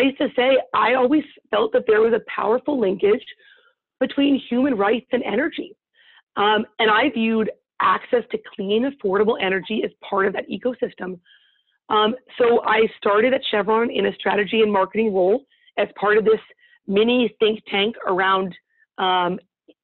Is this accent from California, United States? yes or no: yes; East Bay, California, United States; I grew up in the East Bay to two wonderfully supportive and incredible parents